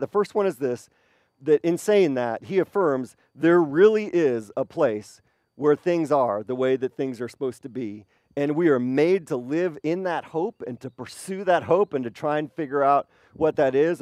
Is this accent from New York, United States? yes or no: no; Wisconsin, United States; moved away; I have great memories of growing up in Wisconsin